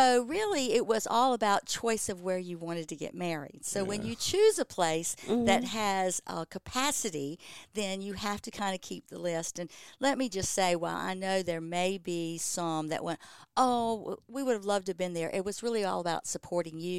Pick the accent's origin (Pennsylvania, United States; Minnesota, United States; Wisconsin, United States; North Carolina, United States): North Carolina, United States; Harkers Island; accent: Harkers Island; also born or lived in Beaufort, North Carolina; I was a mariner down in Beaufort. I was going to say Harker's Island because my accent was getting ready to come out. But, I graduated from East Carteret High School in class of 1975